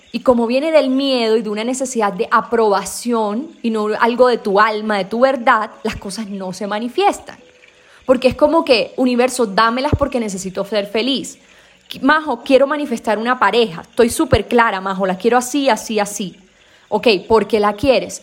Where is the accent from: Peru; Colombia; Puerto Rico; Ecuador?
Colombia; Caribbean coast; accent: costeño; Yo como soy costeña a veces se me embolatan los, las vocales